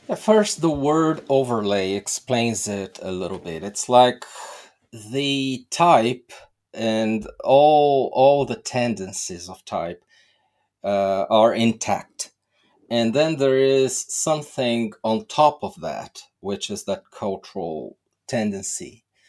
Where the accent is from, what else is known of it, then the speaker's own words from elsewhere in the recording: Brazil; I'm from Brazil